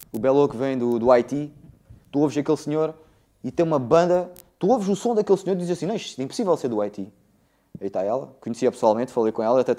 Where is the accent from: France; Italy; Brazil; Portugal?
France; born there; Isso é assim, eu nasci em França, no, em 74, na altura da Revolução.